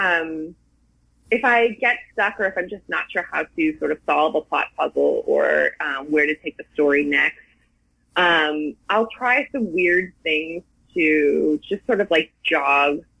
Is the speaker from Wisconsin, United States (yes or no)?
yes; Milwaukee, Wisconsin, United States; I'm from Milwaukee